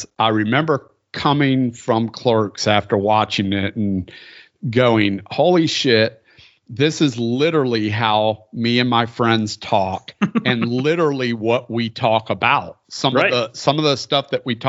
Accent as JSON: {"language": "English", "region": "the Bible Belt", "country": "United States", "tie": "born or raised there", "said": "I grew up in the Bible Belt"}